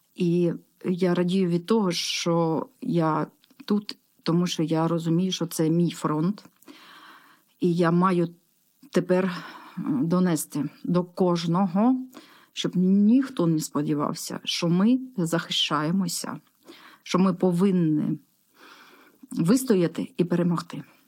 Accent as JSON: {"language": "Ukrainian", "town": "Horlivka", "region": "Donetsk Oblast", "country": "Ukraine", "said": "я із Горловки"}